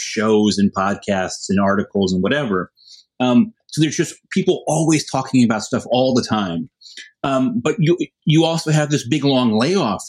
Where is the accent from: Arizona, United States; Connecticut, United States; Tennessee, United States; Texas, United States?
Connecticut, United States; I'm from Connecticut